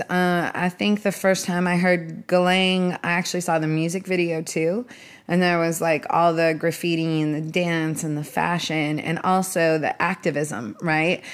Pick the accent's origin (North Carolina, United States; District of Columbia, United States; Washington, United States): Washington, United States; Seattle; I started out growing up in Seattle being obsessed with music when I was twelve years old